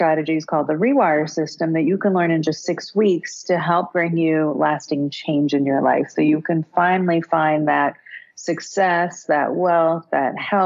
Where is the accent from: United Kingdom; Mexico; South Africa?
South Africa; I was born in South Africa during apartheid